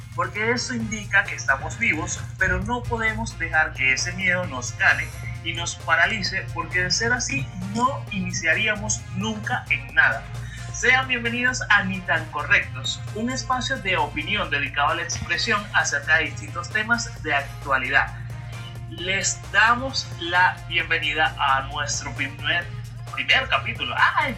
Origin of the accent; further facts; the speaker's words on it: Barlovento, Miranda, Venezuela; moved away as an adult; also born or lived in Caracas; now in Guatire, Venezuela; Soy nativo de Barlovento, actualmente resido en la ciudad de Guatirá hace aproximadamente, hace aproximadamente 8 años